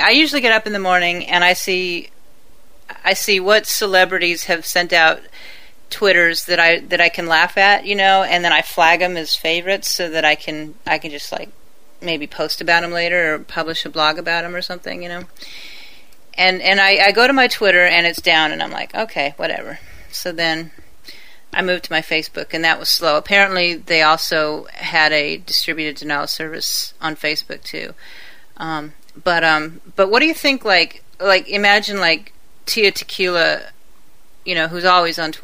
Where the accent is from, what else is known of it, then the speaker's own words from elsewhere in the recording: Lake Forest, California, United States; I grew up in El Toro. Well, I didn't grow up there. I went to high school in El Toro